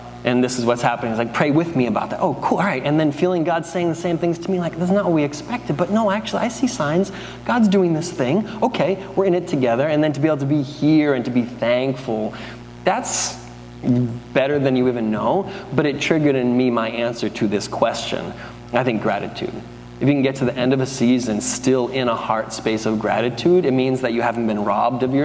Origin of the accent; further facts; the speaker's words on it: United States; we're American